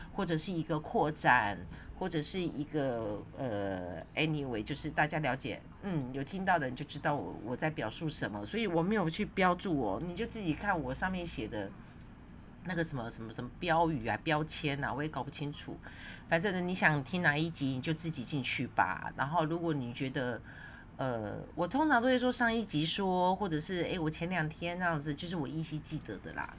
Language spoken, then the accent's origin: Chinese; Yonghe, New Taipei, Taiwan; 就是那一大块的那个公园，我小时候住在那边，那是因为要盖公园，不得已我才搬家的，因为我们家的房子呢被拆掉了